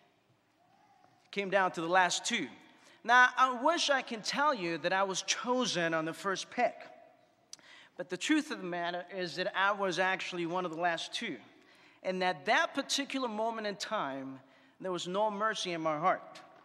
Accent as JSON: {"language": "English", "town": "New York City", "region": "New York", "country": "United States", "tie": "born or raised there", "moved": "yes", "said": "growing up in New York City"}